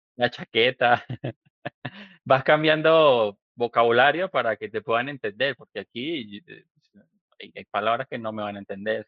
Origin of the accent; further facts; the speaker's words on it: Venezuela; also born or lived in Medellín, Colombia (family); now in Mexico; yo soy venezolano, pero yo, mi familia es colombiana, de Medellín, toda mi familia es de Medellín y fui criado como, como colombiano